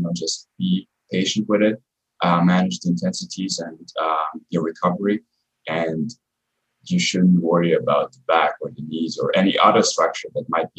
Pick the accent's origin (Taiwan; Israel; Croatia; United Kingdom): Croatia; I come from Croatia and, you know, people are still old school there.